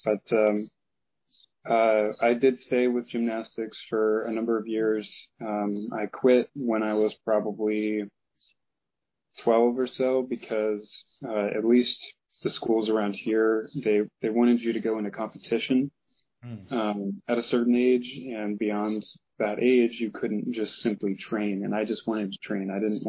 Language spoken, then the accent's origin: English; Midwest, United States; On top of the fact that, again, I mentioned I grew up in the Midwest. There's not much in terms of like a genuinely good teacher around here.